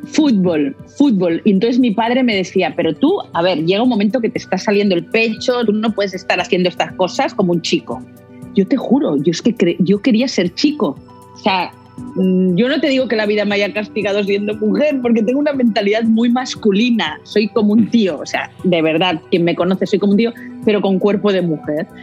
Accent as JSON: {"language": "Spanish", "town": "Barcelona", "region": "Catalonia", "country": "Spain", "said": "Aquí en, Barcelona estamos en el Mediterráneo, somos mercaderes, somos, como los valencianos"}